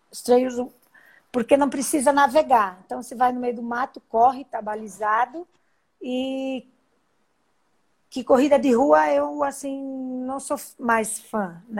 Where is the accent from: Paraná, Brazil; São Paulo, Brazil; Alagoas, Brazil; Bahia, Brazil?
Paraná, Brazil; Sou paranaense.